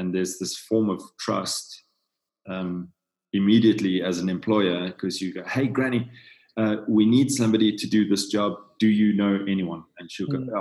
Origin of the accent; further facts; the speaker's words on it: South Africa; I'm from South Africa